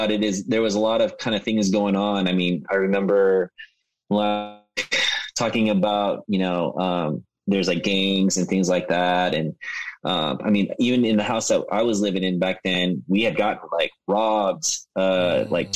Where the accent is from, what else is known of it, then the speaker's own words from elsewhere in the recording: Sacramento, California, United States; also born or lived in Stockton; born and raised. I was raised in South Sacramento